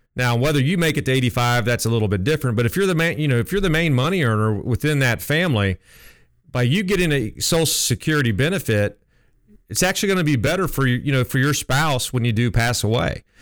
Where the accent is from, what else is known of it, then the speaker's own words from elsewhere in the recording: Columbus, Ohio, United States; moved away as an adult; also born or lived in Nashville, Tennessee; I'm originally from Columbus, just moved back here